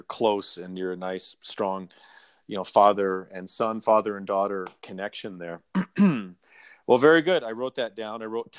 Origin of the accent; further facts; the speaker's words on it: California, United States; And because I grew up in Southern California, and that's what I remember